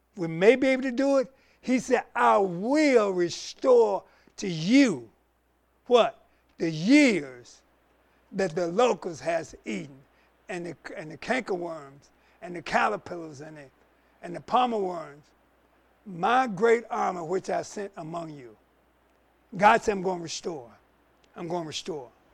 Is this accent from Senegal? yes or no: no; the Carolinas, United States; we're growing up in the Carolinas